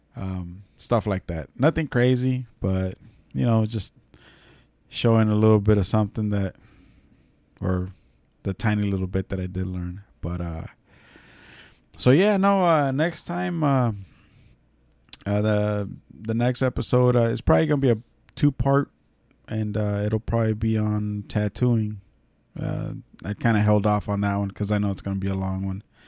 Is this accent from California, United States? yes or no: yes; California, United States; first language Spanish; English is a second language; moved away; born and raised in California